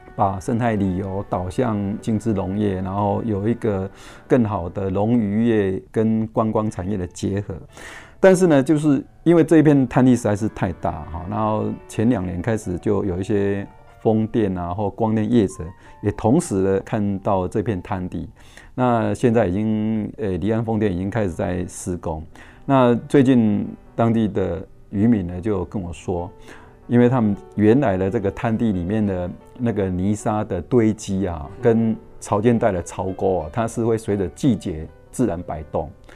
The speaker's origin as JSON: {"language": "Chinese", "area": "Wu River estuary", "region": "Changhua County", "country": "Taiwan", "tie": "born or raised there", "said": "我是出生在彰化最西北角的乌溪出海口"}